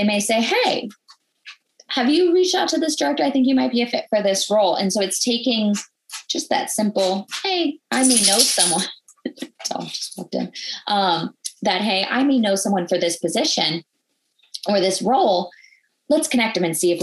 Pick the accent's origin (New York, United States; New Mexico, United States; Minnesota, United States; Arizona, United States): Minnesota, United States; I grew up in Minnesota.